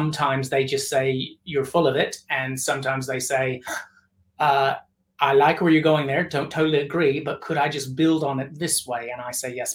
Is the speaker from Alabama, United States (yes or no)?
no; Tennessee, United States; I'm from Tennessee